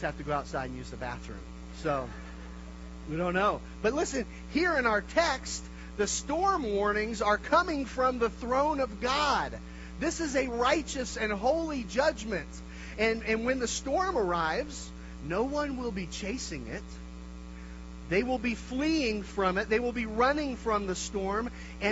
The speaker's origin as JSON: {"language": "English", "region": "Kansas", "country": "United States", "moved": "yes", "lives_now": "Denver, United States", "said": "my wife and I, we're from Kansas, the land of Dorothy"}